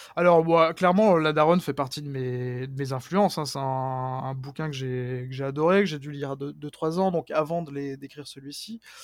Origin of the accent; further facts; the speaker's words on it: Mouthe, Bourgogne-Franche-Comté, France; also born or lived in Pontarlier; je suis né à Pontarlier mais j'ai grandi à Mout, donc il y a vraiment un petit village qui a à peine 1000 habitants qui est vraiment dans la dans la montagne et qui est voilà réputé pour être le, village le plus froid de France